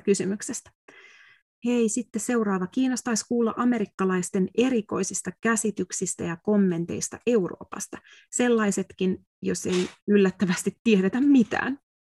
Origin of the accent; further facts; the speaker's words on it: Finland; moved away as an adult; now in United States; sanoin, että from Finland